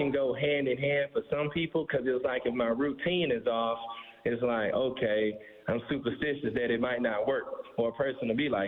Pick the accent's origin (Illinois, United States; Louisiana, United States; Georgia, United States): Louisiana, United States; Alexandria; I'm from Alexandria, Louisiana